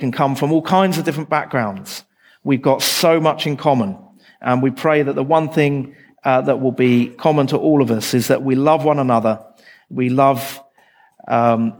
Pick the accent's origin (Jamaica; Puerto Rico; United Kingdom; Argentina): United Kingdom; England; I come from England.